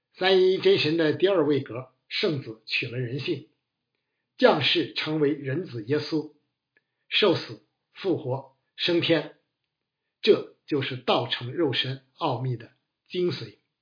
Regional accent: China; 我们中国人的观念与追求

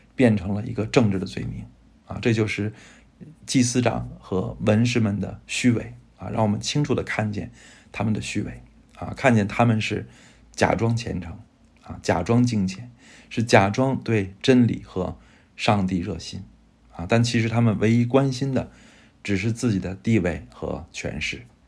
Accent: China; 我们中国人，呃，真的会选择基督，而不会选择希特勒

